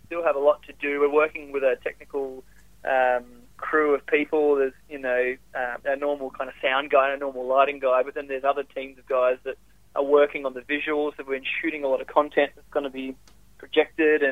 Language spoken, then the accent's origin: English; Perth, Western Australia, Australia; moved away as an adult; I grew up in Perth